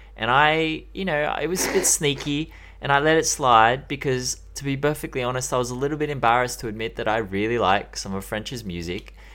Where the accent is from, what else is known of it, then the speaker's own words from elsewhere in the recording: Australia; I'm Australian